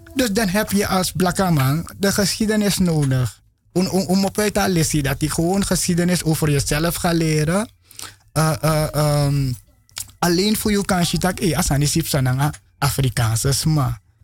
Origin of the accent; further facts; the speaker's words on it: Suriname; ik geboren in Sranang